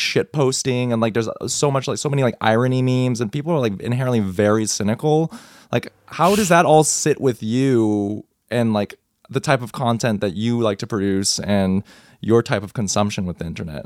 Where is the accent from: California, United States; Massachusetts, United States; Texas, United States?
Texas, United States; growing up in Texas, I was a high school kid